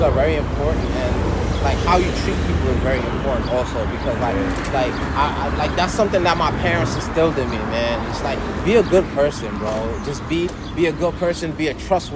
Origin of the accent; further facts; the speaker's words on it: New York City, New York, United States; also born or lived in Senegal; this place where I grew up also made me who I am today.